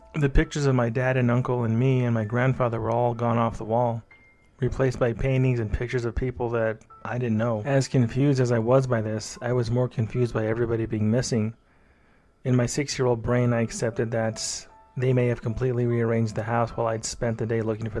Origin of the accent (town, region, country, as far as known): San Diego, California, United States; born or raised there